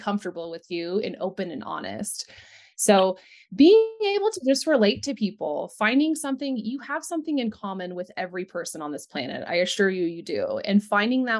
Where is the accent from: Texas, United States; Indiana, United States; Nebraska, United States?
Texas, United States; Central; also born or lived in Austin, Texas; now in Littleton, United States; I did grow up on a 400-acre ranch in Central Texas.